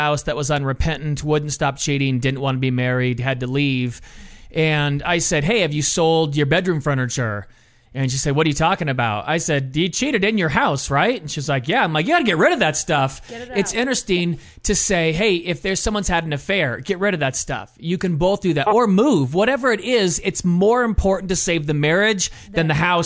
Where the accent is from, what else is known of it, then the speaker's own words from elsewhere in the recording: San Clemente, California, United States; We come from Orange County. I'm from San Clemente.